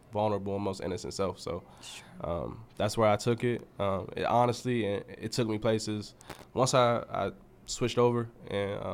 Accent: Fort Washington, Maryland, United States; moved away; I'm from PG County, born and raised in Fort Washington, Maryland.

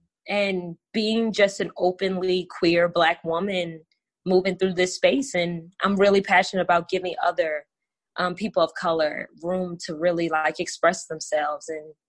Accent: Richmond, Virginia, United States; I'm originally from the DMV area. That's the DC, Maryland, Virginia area. I'm from Richmond, Virginia. Southern girl, nomadic as fuck is what I tell people, because I move around a lot.

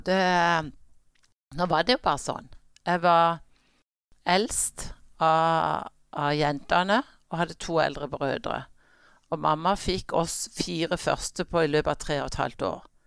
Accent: Kristiansand, Agder, Norway; also born or lived in New Jersey, United States; Jeg er født i staten New Jersey, og der bodde vi eh, til jeg var fire år. Og så flytta vi hjem, og, og har siden vært her i Kristiansand.

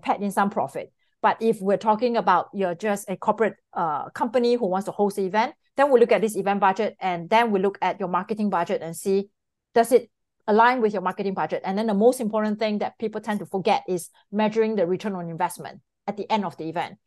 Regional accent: Singapore; moved away as an adult; now in Miami, United States; I'm originally from Singapore. So I came to the United States prominently in two thousand and four

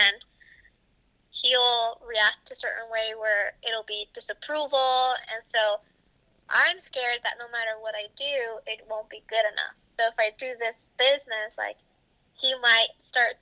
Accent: Los Angeles, California, United States; I grew up in Los Angeles

